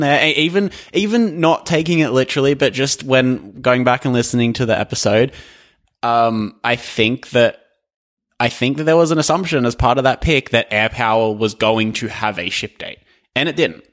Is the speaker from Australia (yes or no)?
yes; Australia; I am Australian